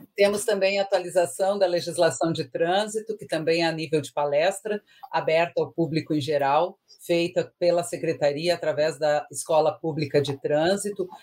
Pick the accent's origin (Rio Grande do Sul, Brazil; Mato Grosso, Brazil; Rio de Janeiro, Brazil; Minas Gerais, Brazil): Rio Grande do Sul, Brazil; sou do Rio Grande do Sul